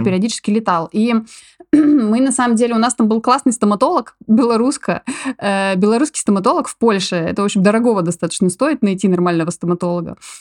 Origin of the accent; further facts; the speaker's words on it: Novy Urengoy, Yamalo-Nenets Autonomous Okrug, Russia; moved away as an adult; also born or lived in Tobolsk, Russia / Poland; now in Barcelona, Spain; я родилась вообще в Сибири, в Тобольске, ничего не предвещало вообще моим, моим оказаться в, в Испании, в Барселоне. Вот пошла, ну там, как родители меня таскали, в общем, в детстве мы жили в Новом Уренгое